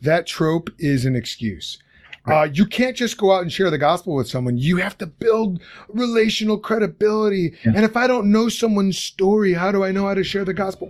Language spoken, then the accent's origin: English; Lombard, Illinois, United States; now in Chicago, United States; I didn't enjoy growing up in Lombard per se.